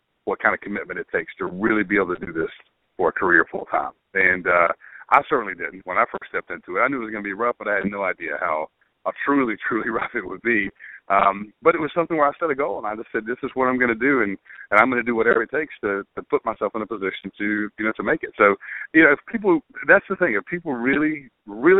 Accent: Brunswick, Georgia, United States; also born or lived in Valdosta, Georgia; I grew up on the Georgia-Florida line in Brunswick, Georgia

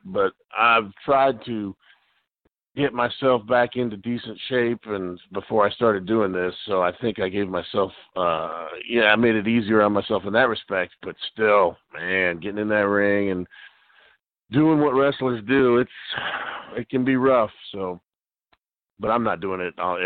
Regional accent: Miami, Florida, United States; I grew up down in Miami, Florida

